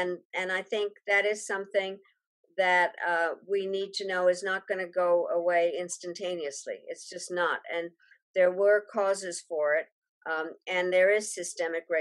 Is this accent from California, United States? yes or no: no; Denver, Colorado, United States; also born or lived in Czechoslovakia; When we came to the United States, we came in 1948, and I grew up in America of the 50s. We lived in Denver, Colorado